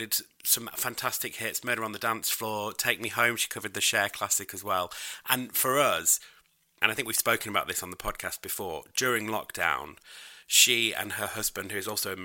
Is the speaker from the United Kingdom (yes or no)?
yes; United Kingdom; I'm British